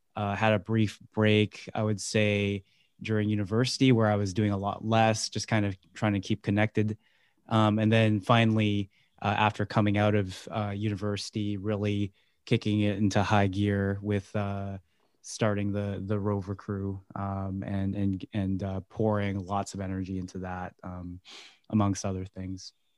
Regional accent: Vancouver, British Columbia, Canada; born and raised in Vancouver

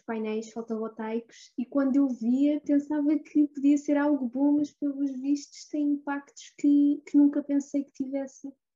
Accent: Ribatejo, Portugal; na minha zona, eu venho da zona do Ribatejo

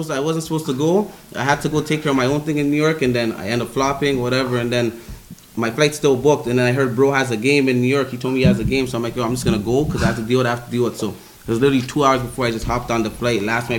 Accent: Toronto, Ontario, Canada; also born or lived in Parkdale, Toronto; I'm from Rexdale.

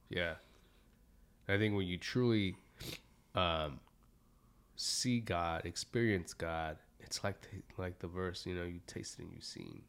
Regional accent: Santa Ana, California, United States; me growing up in Santa Ana

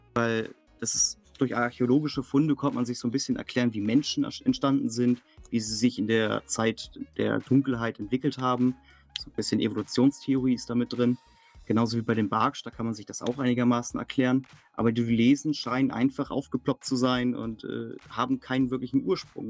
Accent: near Lübeck, Schleswig-Holstein, Germany; moved away; Ich komme ja aus dem Norden Deutschlands, in der Nähe von Lübeck

